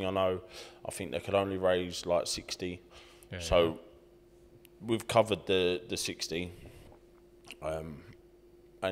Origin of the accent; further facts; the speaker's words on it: Hatfield, East of England, United Kingdom; I'm professional boxer from Hatfield, Hertfordshire